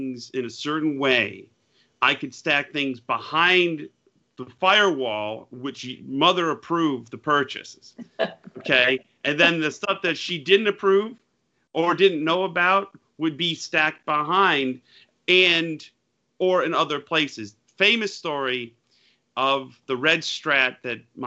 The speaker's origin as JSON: {"language": "English", "town": "Utica", "region": "New York", "country": "United States", "tie": "born or raised there", "moved": "yes", "said": "I'm proud to be from where I grew up, Yorkville or Utica, the Central New York area"}